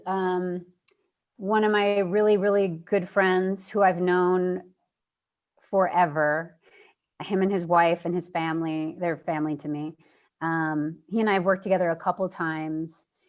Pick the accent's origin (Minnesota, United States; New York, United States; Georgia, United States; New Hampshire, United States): New York, United States; moved away as an adult; I'm from New York. I love it there